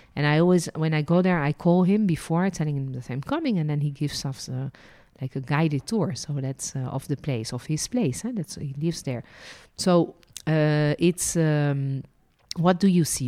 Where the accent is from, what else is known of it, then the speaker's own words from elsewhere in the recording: Netherlands; also born or lived in France; now in Israel; I was born in Holland. then lived and worked as a licensed tour guide in France and ended my journey living and working in Israel